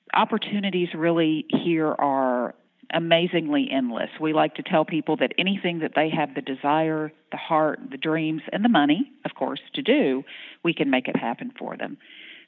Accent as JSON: {"language": "English", "region": "North Florida", "country": "United States", "also_born_or_lived": "Pensacola, Florida", "moved": "as an adult", "lives_now": "Shreveport, United States", "said": "I'm originally from North Florida. So I'm a beach gal"}